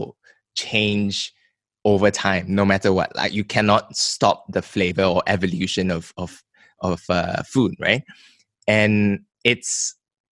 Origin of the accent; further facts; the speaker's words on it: Malaysia; as a Malaysian